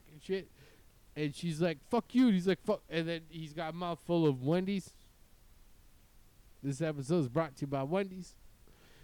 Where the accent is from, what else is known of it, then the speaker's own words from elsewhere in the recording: Winnipeg, Manitoba, Canada; now in Newport Beach, United States; It's Winnipeg, man. My hometown